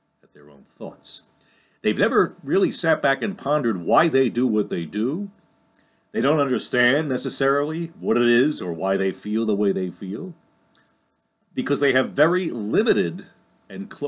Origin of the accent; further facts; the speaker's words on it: Lyndhurst, New Jersey, United States; my hometown here in Lyndhurst, New Jersey